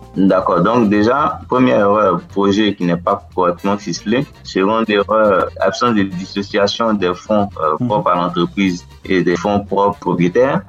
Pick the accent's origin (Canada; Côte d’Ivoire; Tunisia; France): Côte d’Ivoire; western Côte d'Ivoire; French is a second language; je suis de l'ouest de la Côte d'Ivoire